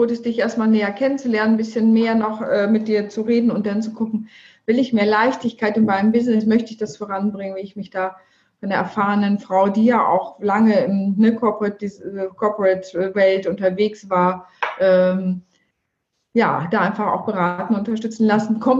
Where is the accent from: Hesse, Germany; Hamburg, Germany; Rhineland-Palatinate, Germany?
Hamburg, Germany; was ich sehr gut als Hamburgerin absolut nachvollziehen kann.